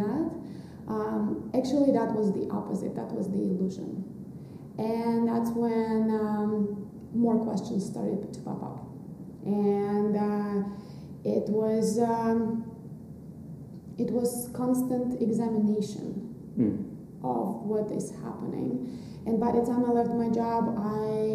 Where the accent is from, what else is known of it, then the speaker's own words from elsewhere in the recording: Russia; moved away as an adult; also born or lived in New York; now in Oaxaca, Mexico; So I was born in Russia. That's where I grew up. And right after college, I moved to New York.